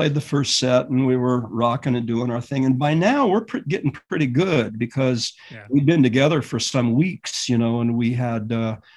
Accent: Yakima Valley, Washington, United States; also born or lived in Hibbing, Minnesota / Pelican Rapids, Minnesota / California; now in Clearwater, United States; I grew up in the Yakima Valley, which is a valley in the southeast corner.

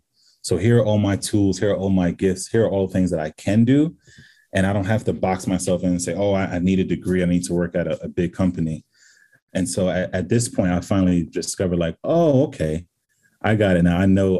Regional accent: Senegal; I'm from Senegal. You're going to my country. I'm going to make sure you're taken care of.

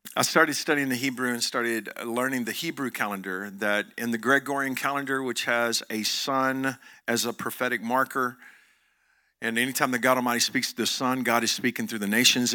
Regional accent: Joshua, Texas, United States; I'm from Johnson County, Texas. I'm, I'm from Joshua, Texas

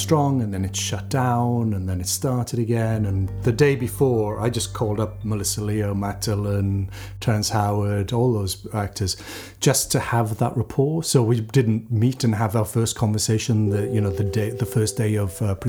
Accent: Wales, United Kingdom; Wales, my home country

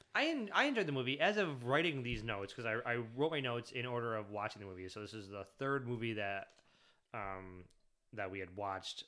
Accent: Michigan, United States; I grew up in Michigan, but I didn't, I didn't grow up around Detroit

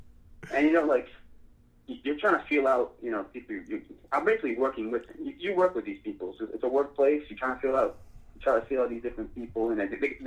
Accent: Worcester, Massachusetts, United States; moved away; growing up in Massachusetts

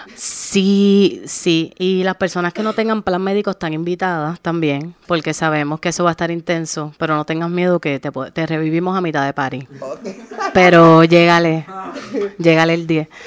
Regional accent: Arroyo, Puerto Rico; soy de Arroyo

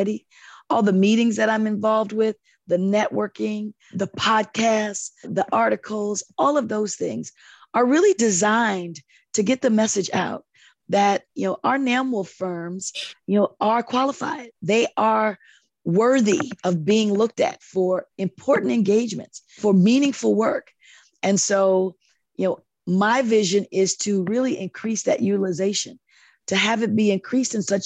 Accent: Chicago, Illinois, United States; It's going to be in my hometown.

